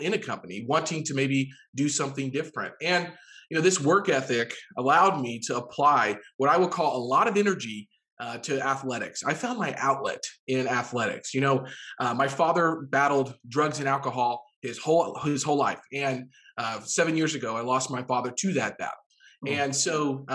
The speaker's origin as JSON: {"language": "English", "town": "Jefferson City", "region": "Missouri", "country": "United States", "tie": "born or raised there", "moved": "yes", "said": "Jefferson City, Missouri, which is, you know, my hometown"}